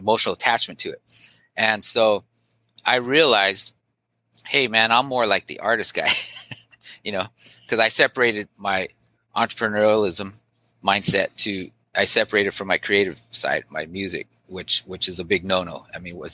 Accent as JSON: {"language": "English", "town": "Long Beach", "region": "California", "country": "United States", "tie": "born or raised there", "also_born_or_lived": "East Los Angeles, California", "said": "where I was born in East LA, but I basically moved down to Long Beach"}